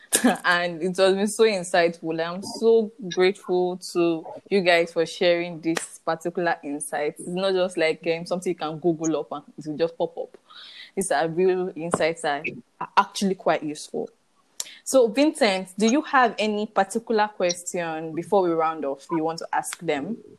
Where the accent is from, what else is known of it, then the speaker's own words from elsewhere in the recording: Nigeria; as Nigerian youth